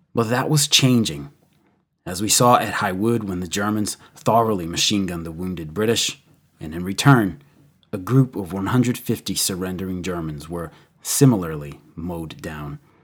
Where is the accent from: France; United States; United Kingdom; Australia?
United States; as an American